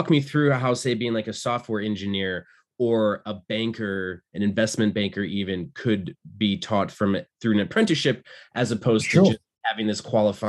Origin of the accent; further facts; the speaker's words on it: United States; moved away as an adult; also born or lived in Milwaukee, Wisconsin; now in Scotland, United Kingdom; I grew up in the States